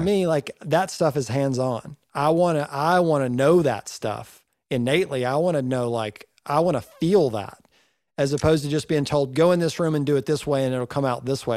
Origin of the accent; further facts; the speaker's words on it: Northeast Georgia, United States; I'm from Northeast Georgia